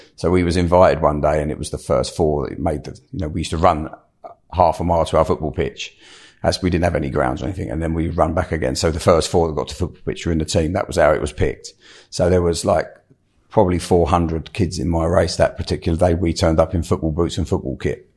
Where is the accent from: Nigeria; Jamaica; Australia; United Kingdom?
United Kingdom; London; I grew up in South London